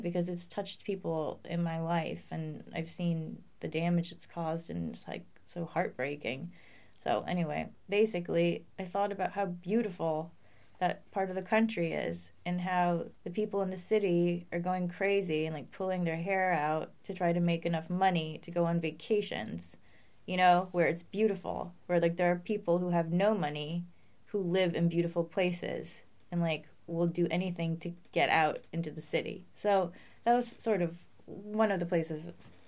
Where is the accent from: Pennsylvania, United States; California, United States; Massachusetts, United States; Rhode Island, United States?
Massachusetts, United States; I'm from New England